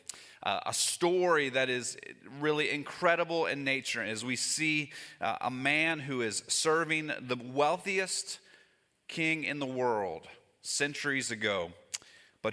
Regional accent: Northern Kentucky, United States; moved away; I grew up in Northern Kentucky

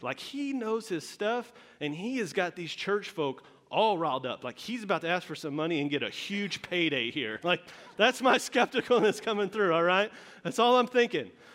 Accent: Texas, United States; moved away; I am from Texas. i uh, born and raised, a whole, whole life there.

